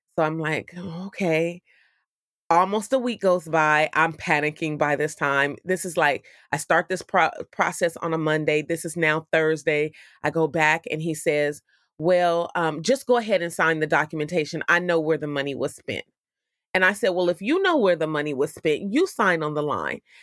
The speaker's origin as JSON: {"language": "English", "town": "Oakland", "region": "California", "country": "United States", "tie": "born or raised there", "said": "the city of Oakland, which is my hometown in California"}